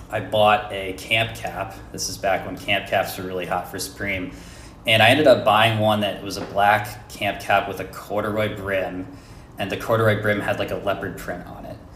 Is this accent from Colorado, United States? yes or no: no; Philadelphia, Pennsylvania, United States; So, um, I grew up in Pennsylvania in the Philly area